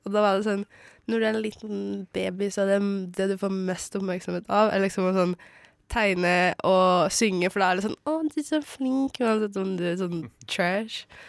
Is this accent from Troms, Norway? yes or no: yes; Bardu, Troms, Norway; now in Oslo, Norway; jeg vokste opp i Bardu, en, på en bitte, bitte liten plass og langt oppe i skogen